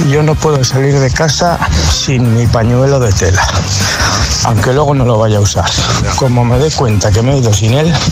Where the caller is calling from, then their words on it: Toledo, Castilla-La Mancha, Spain; desde Toledo